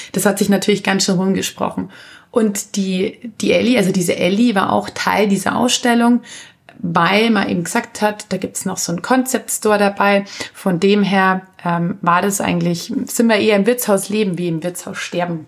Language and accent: German; Anzing, Bavaria, Germany; also born or lived in Munich; Ich bin ja nur in München geboren, also aufgewachsen und leben tue ich natürlich in Anzing